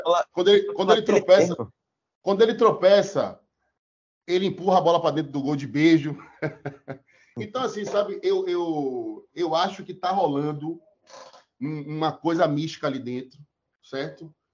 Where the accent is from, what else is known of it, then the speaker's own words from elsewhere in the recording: Salvador, Bahia, Brazil; Eu fui nascido e criado praticamente na Fonte Nova. Eu frequento a Fonte Nova desde os seis anos de idade